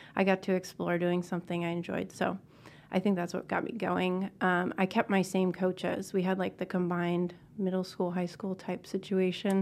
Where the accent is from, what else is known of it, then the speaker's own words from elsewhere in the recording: Northeast, United States; I was from the Northeast